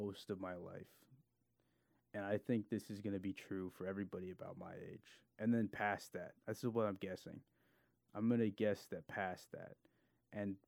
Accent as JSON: {"language": "English", "region": "California", "country": "United States", "tie": "born or raised there", "said": "I'm from California"}